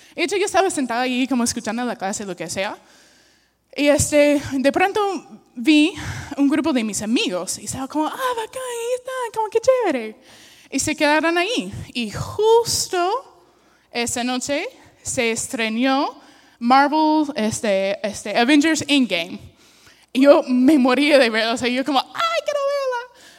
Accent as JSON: {"language": "Spanish", "country": "United States", "second_language": "Spanish", "moved": "yes", "lives_now": "Peru", "said": "soy una gringa"}